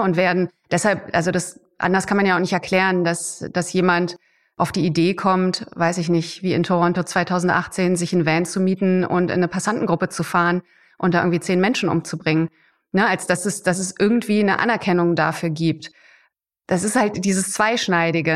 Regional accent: Germany; bei uns in Deutschland

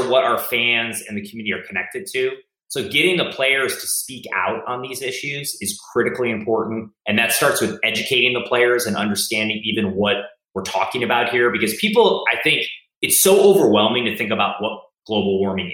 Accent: Cleveland, Ohio, United States; now in Oakland, United States; when I grew up in Cleveland

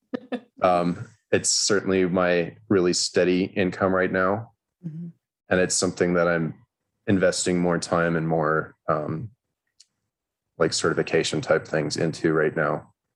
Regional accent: Los Alamos, New Mexico, United States; I grew up in Los Alamos, New Mexico, which is a wonderfully strange little town

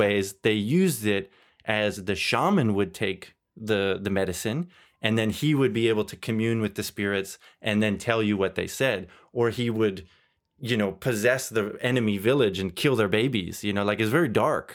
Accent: Canada; moved away as an adult; also born or lived in Germany; now in Belgium; I grew up in Canada

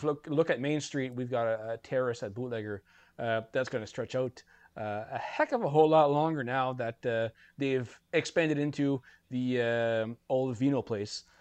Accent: Bathurst, New Brunswick, Canada; growing up in Bathurst

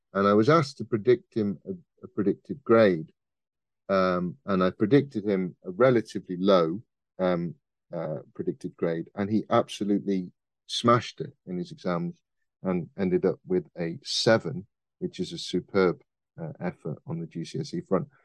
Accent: Midlands, United Kingdom; I am from the Midlands.

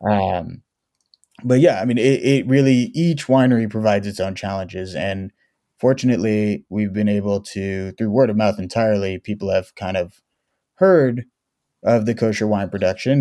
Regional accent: Oakland, California, United States; also born or lived in Israel; I was born and raised in Oakland, California.

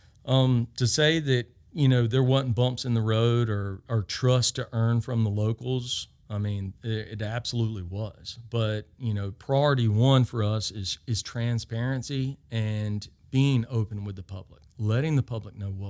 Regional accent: Laurens County, Georgia, United States; I'm from Lawrence County

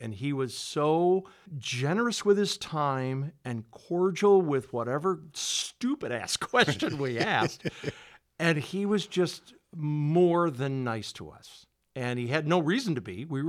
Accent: Rockford, Illinois, United States; I grew up on the West Side, obviously, right. Going to Auburn.

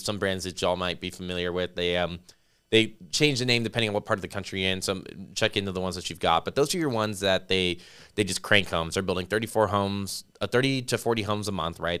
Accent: Las Vegas, Nevada, United States; now in San Antonio, United States; I grew up in Las Vegas

